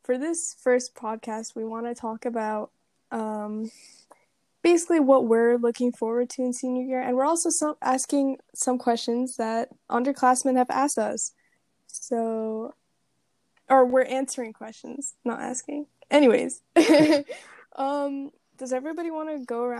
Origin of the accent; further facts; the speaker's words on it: Ottawa, Ontario, Canada; moved away; I am from Canada